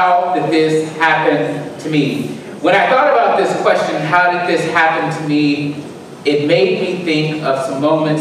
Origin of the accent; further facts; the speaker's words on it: Alabama, United States; now in Southern Illinois, United States; We hunt in Alabama